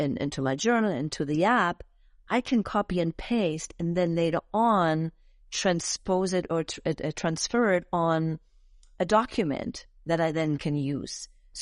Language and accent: English; Germany; English is a second language; moved away as an adult; in Europe, in Germany. That's my home country that I originated from and that I grew up.